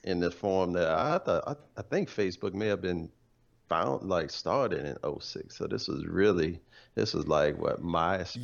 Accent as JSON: {"language": "English", "town": "New Orleans", "region": "Louisiana", "country": "United States", "also_born_or_lived": "Dallas", "moved": "as an adult", "said": "I'm here from New Orleans"}